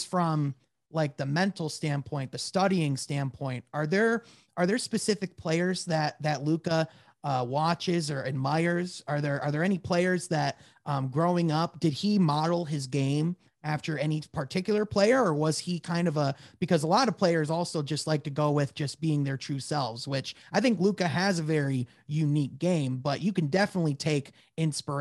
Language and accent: English; Grand Rapids, Michigan, United States; I'm from Grand Rapids